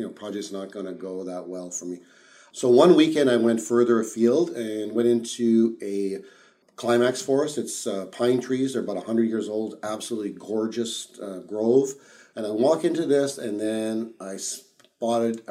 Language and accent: English; Ottawa, Ontario, Canada; I grew up in Ottawa, so I was a son of immigrant parents. I moved to Canada when I was 2 years old